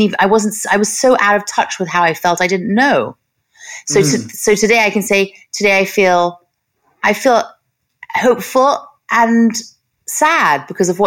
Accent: Los Angeles, California, United States; I grew up in Hollywood

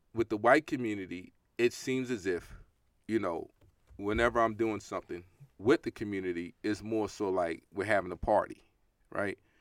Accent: New York City, New York, United States; growing up in Brooklyn, New York

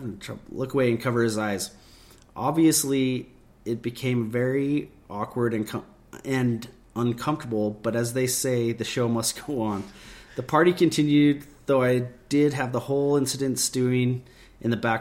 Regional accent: Utah, United States; we're from Utah

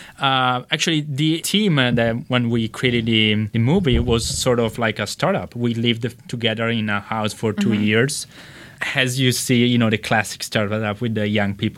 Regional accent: Italy; accent: Italian; English is a second language; now in Los Angeles, United States; from Italy, as you can tell from my accent

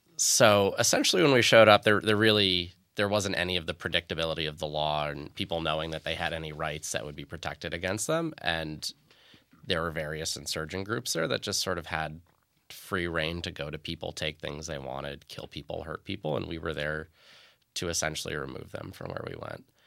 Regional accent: Long Island, New York, United States; moved away; I grew up on Long Island in, in an America where the thought of attacks like this didn't happen

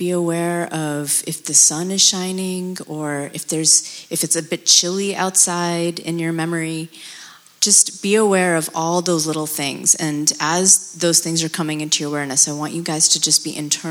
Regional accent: United States; also born or lived in Pakistan / Abu Dhabi; I was born in Pakistan, and I lived in Abu Dhabi until I was 9, and moved to America around that time period.

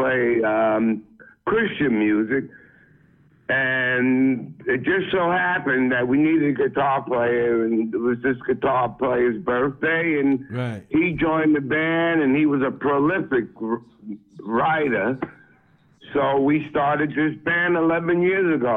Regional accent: New York City, New York, United States; moved away; also born or lived in Roosevelt, Long Island; I am from Brooklyn, Williamsburg, Brooklyn originally. Then I migrated.

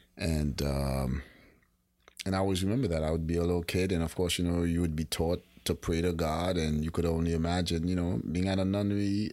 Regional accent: Haiti; as a kid growing up in Haiti

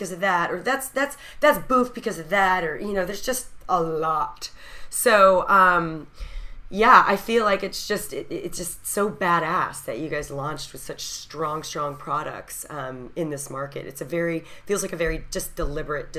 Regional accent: Texas, United States; as a Texan

